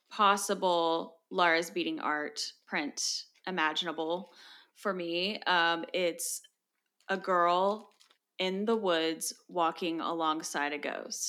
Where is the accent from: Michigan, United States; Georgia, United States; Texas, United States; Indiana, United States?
Georgia, United States; Ellijay; I'm from Ellijay, Georgia, y'all.